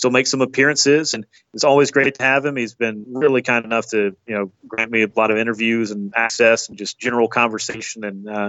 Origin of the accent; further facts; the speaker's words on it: Georgia, United States; growing up in Georgia